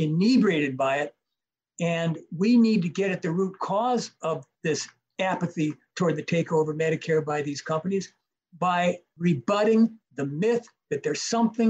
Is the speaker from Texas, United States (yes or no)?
no; Minnesota, United States; from my home state, Minnesota